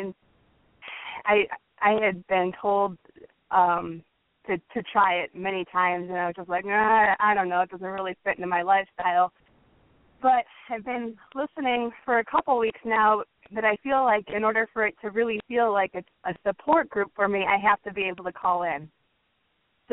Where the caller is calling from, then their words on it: Woodstock, Illinois, United States; I'm calling from Woodstock.